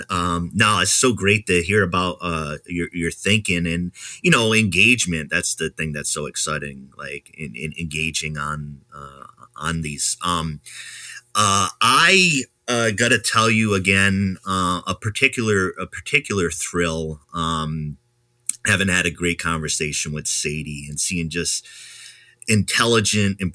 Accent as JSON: {"language": "English", "region": "Rhode Island", "country": "United States", "moved": "yes", "said": "I'm from Rhode Island originally"}